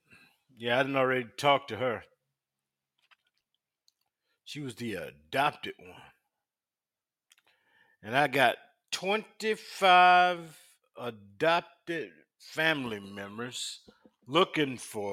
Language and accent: English; South Carolina, United States; and we grew up in South Carolina